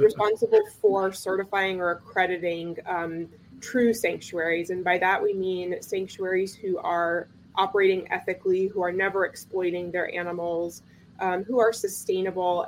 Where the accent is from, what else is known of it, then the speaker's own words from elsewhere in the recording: North Carolina, United States; moved away; I'm from North Carolina originally